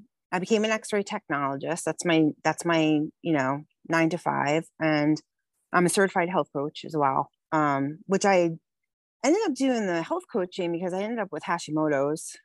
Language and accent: English; West Haven, Connecticut, United States; I grew up in West Haven, Connecticut, on the water.